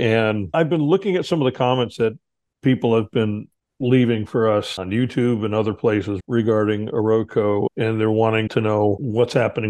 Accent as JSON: {"language": "English", "area": "Hudson Valley", "region": "New York", "country": "United States", "tie": "born or raised there", "moved": "as an adult", "said": "when I was living in New York, growing up in the Hudson Valley"}